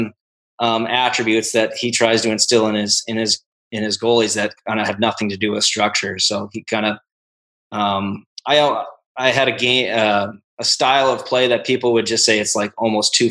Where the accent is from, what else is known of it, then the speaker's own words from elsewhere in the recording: North Dakota, United States; growing up in North Dakota, it was a lot of outdoor hockey.